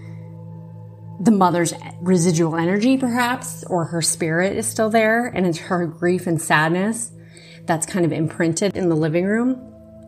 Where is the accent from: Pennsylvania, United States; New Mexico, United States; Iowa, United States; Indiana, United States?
Iowa, United States; Born and raised in Iowa